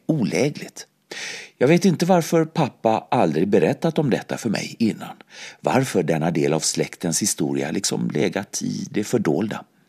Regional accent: Mölndal, Västra Götaland, Sweden; moved away as an adult; also born or lived in Gothenburg; now in Paris, France; Barndomen i Mölndal, en fattig arbetarförstad till Göteborg

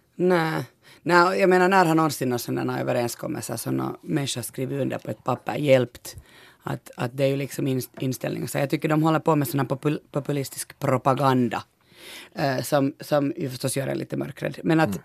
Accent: Eastern Uusimaa, Finland; vi är från Östnyland båda

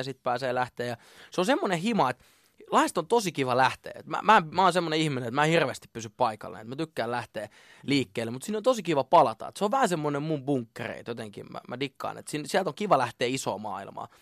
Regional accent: Lahti, Päijät-Häme, Finland; mä oon syntynyt Lahdessa ja öö, mä oon asunut Lahdessa siis niin kuin vanhempien luona ihan siitä niin kuin nollavuotiaasta 20 20-vuotiaaksi

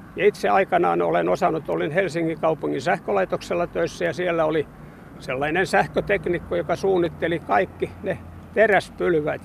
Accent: Hamina, Kymenlaakso, Finland; now in Kuusankoski, Finland; me olen nuoruuteni asunut Haminassa

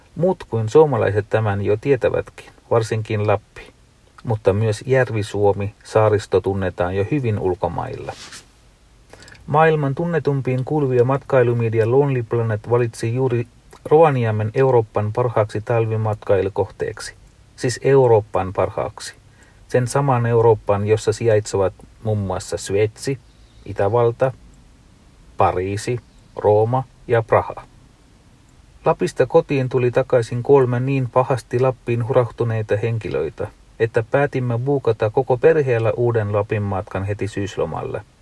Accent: Sri Lanka; now in Finland; en ole kotimaassani ole käynyt 25 vuoteen

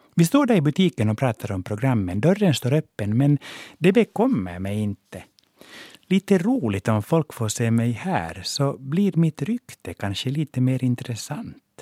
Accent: Helsinki, Uusimaa, Finland; first language Swedish; moved away as an adult; now in Stockholm, Sweden; Jag växte upp på Båtsmansgatan 1 i hörnet av Fredriksgatan med biografen Merano mittemot

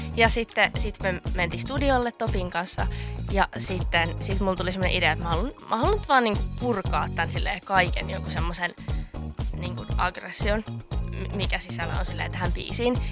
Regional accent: Oulu, North Ostrobothnia, Finland; moved away as an adult; now in Helsinki, Finland; Mä oon Oulusta. Mä muutin tuossa kesän jälkeen just Helsinkiin

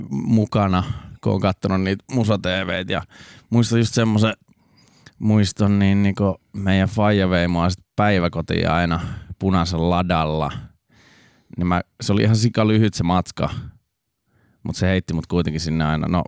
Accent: Raisio, Southwest Finland, Finland; also born or lived in Turku; Niin mähän oon siis Raisiosta alun perin.

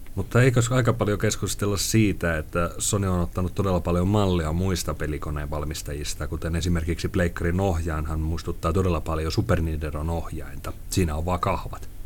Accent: Lappeenranta, South Karelia, Finland; Mun lapsuudessani Lappeenrannassa

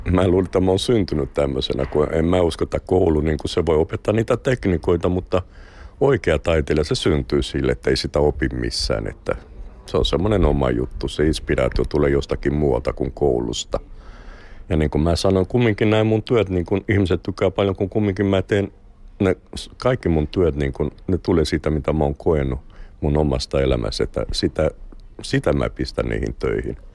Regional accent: Brazil; Finnish is a second language; now in Finland; Olin täällä vuosi kahdeksan kuukautta – sitten menin takaisin Brasiliaan

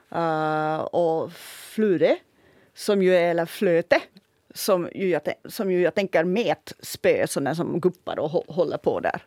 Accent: Ostrobothnia, Finland; accent: Ostrobothnian; jag kommer från Österbotten mm. att jag hade nog en stor fördel i att, att den, min österbottniska dialekt

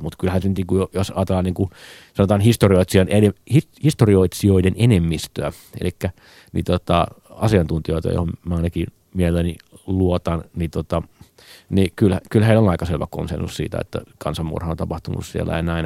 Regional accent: Nastola, Päijät-Häme, Finland; mä oon Nastolasta

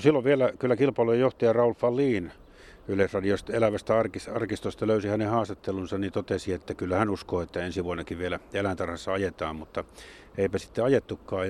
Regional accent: Jyväskylä, Central Finland, Finland; born or raised there

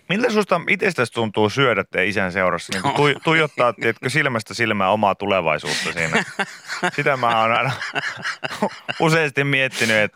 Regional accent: Kemi, Lapland, Finland; Me, me, mekin ollaan Kemistä.

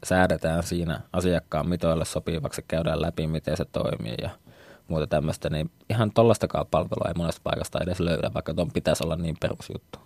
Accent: Oulu, North Ostrobothnia, Finland; moved away as an adult; also born or lived in Tampere; asuin nuoruudessa vieressä Haukiputalla, joka nykyään kyllä kuuluu Ouluun

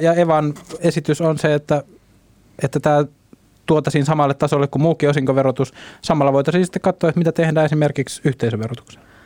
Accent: Ostrobothnia, Finland; Mä tuun Pohjanmaalta

